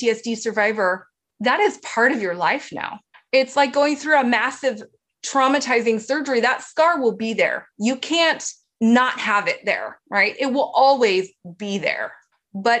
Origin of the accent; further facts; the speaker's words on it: Hawaii, United States; we grew up in Hawaii. We grew up near the ocean